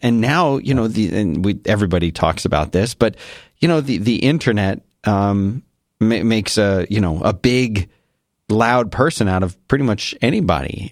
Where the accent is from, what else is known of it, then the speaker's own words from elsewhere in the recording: Philadelphia, Pennsylvania, United States; moved away; I grew up in Philadelphia